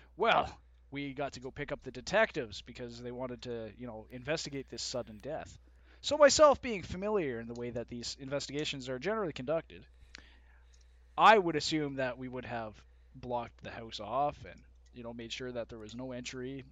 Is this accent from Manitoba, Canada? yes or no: yes; Winnipeg, Manitoba, Canada; born and raised Canadian fucking citizen, even though I was born in Winnipeg